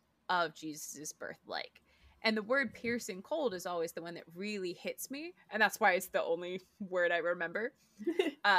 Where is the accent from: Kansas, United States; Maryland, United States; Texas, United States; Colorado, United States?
Maryland, United States; I'm from Maryland, so it's, like, Old Bay